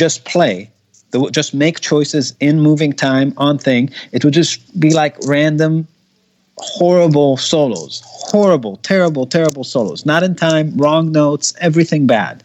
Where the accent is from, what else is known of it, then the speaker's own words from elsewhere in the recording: Israel; English is a second language; I speak Hebrew. I'm from Israel